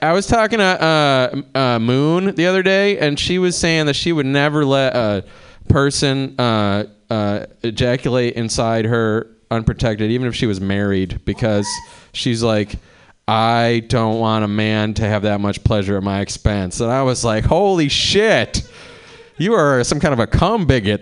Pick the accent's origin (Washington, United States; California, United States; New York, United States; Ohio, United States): Ohio, United States; Cleveland; moved away as an adult; now in Oakland, United States; I'm from Cleveland